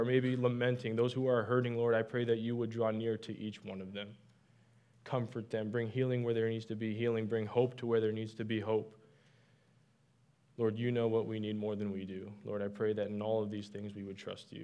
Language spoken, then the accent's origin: English; Canada; moved away; I'm from Canada